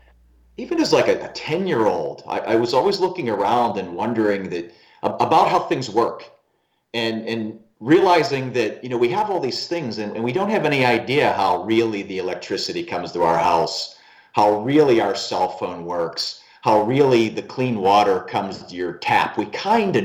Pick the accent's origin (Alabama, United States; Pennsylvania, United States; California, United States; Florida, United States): Pennsylvania, United States; Pittsburgh; moved away; I was born in Pittsburgh, Pennsylvania, and I traveled a lot of places in the country